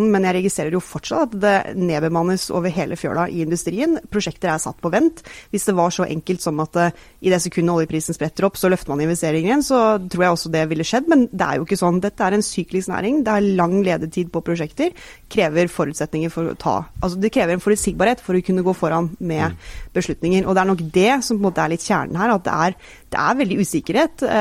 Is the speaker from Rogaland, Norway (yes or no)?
yes; Stavanger, Rogaland, Norway; Jeg er selv fra Stavanger.